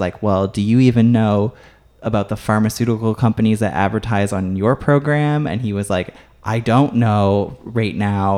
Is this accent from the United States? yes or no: no; Canada; as a Canadian